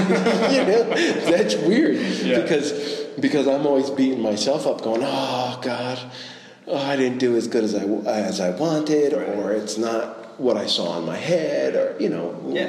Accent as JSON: {"language": "English", "country": "Ireland", "said": "Being a creative, being Irish."}